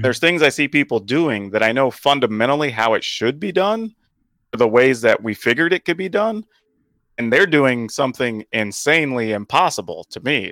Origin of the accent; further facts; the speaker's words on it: the South, United States; growing up in the South